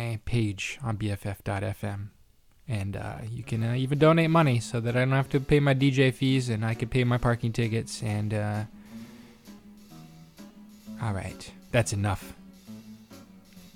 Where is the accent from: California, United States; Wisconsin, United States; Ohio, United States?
California, United States; Central Valley; I grew up in the Central Valley